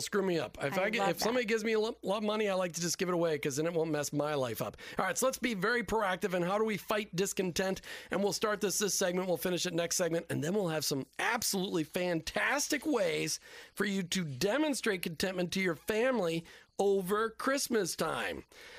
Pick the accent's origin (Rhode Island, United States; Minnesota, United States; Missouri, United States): Minnesota, United States; now in Tampa Bay, United States; We grew up in Minnesota. Heat was important there. Heat is not important here in Tampa Bay.